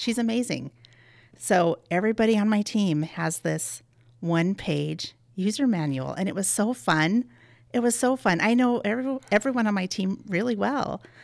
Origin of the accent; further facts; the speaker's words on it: Helena Valley, Montana, United States; we grew up out in the Helena Valley, and my whole family is very into horses.